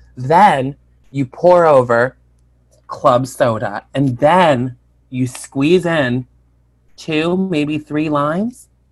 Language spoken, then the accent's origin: English; Albany, New York, United States; I'm from Albany, and my dad worked in Saratoga